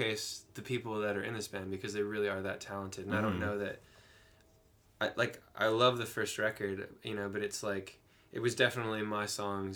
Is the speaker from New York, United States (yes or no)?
no; San Diego, California, United States; now in Nashville, United States; I grew up in San Diego in California